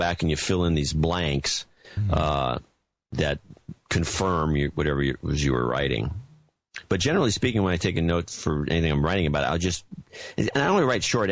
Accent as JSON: {"language": "English", "region": "California", "country": "United States", "also_born_or_lived": "Chicago, Illinois, United States", "said": "I'm a Californian"}